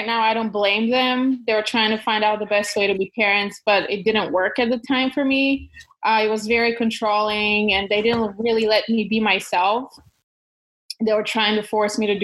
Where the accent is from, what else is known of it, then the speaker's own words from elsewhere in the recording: Kyustendil, Kyustendil Province, Bulgaria; English is a second language; moved away; I was born in Bulgaria in a small town called Kyustendil, close to the mountains